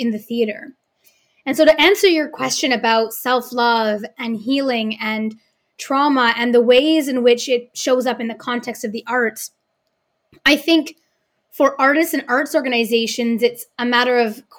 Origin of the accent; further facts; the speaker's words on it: Vancouver, British Columbia, Canada; I was often the only person of color growing up in Vancouver on the stage in my age group